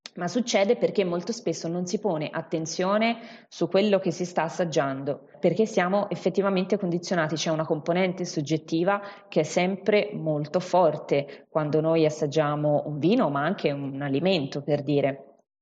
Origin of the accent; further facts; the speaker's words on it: Siena, Tuscany, Italy; accent: Tuscan; also born or lived in Chianti Classico; si sentirà poi magari più avanti dal, dall'accento, io sono toscana, in particolare sono di Siena